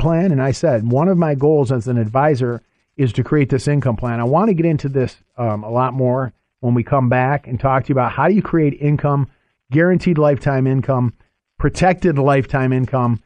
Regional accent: near Detroit, Michigan, United States; moved away; I'm from the Michigan area originally. I grew up near Detroit

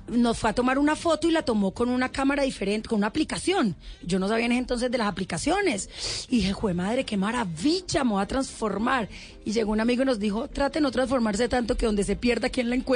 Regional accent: Cali, Valle del Cauca, Colombia; moved away as an adult; Cuando me vine de Cali, lo peor de todo es que me vine con dos maletas, que era lo que me cabía en el avión

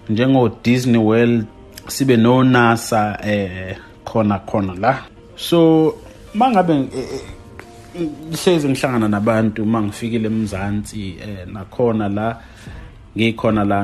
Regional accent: KwaZulu-Natal, South Africa; moved away as an adult; also born or lived in Qatar; now in United States; imvelaphi yami ngisuka eKZN

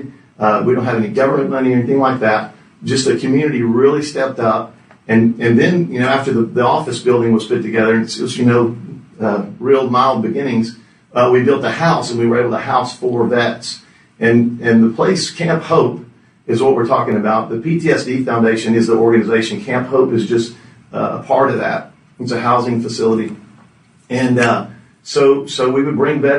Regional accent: Houston, Texas, United States; I'm from the city of Houston. Been here my whole life. Long time, 57 years.

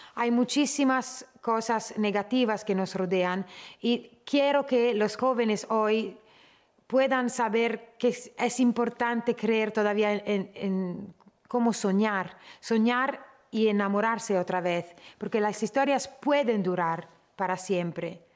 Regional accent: Italy; siendo yo nacida en Italia

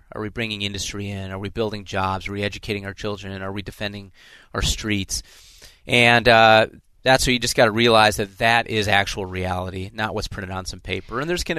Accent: Illinois, United States; now in Minnesota, United States; I love Minnesota. I'm a refugee from Illinois

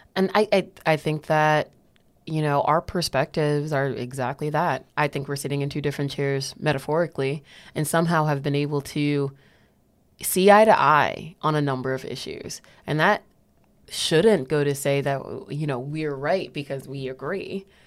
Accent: New Haven, Connecticut, United States; I am a black woman who was uh, raised, born, raised, and stayed in New Haven

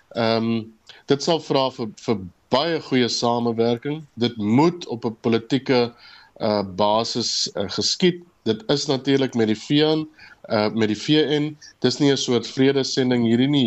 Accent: South Africa

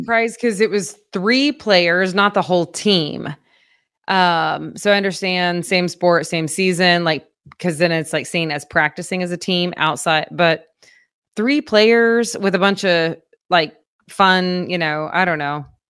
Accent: Fort Gibson, Oklahoma, United States; moved away; my hometown of Fort Gibson, Oklahoma

